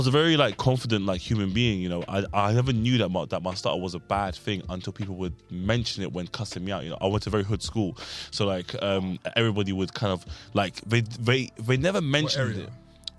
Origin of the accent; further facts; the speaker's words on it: Sudan; born there; moved away; also born or lived in Germany; because I was born in Sudan, right? And then I went to Germany, and then from Germany, I went.